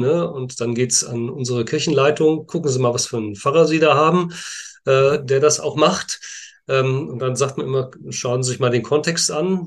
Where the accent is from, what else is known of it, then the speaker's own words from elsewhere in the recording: Münster, North Rhine-Westphalia, Germany; ich auch gebürtiger Münsteraner bin